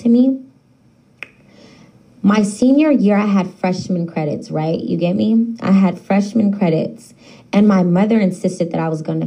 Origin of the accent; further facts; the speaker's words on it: Sacramento, California, United States; I am, in fact, from the heart of the city, downtown to be exact